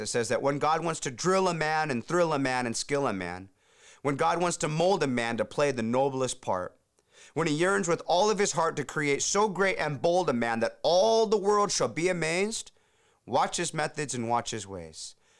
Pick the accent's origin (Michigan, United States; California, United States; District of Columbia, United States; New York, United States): California, United States; Huntington Beach; my hometown, Huntington Beach, California